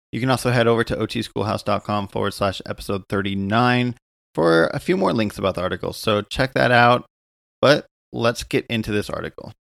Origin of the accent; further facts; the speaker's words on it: United States; also born or lived in Southern California; I'm an American, um, occupational therapist here in Southern California